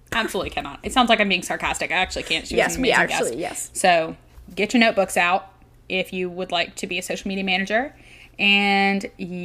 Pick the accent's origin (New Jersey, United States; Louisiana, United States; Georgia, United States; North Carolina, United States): Louisiana, United States; we're all from Louisiana